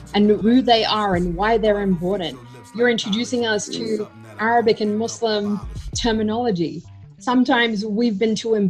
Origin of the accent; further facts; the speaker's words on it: Australia; growing up in Australia, around the time of 9/11